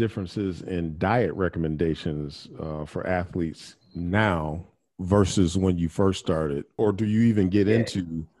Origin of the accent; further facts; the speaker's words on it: Midwest, United States; I grew up in the Midwest